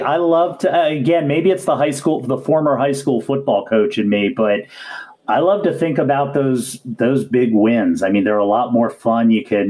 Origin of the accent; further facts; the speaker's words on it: New York, United States; moved away; I'm also from New York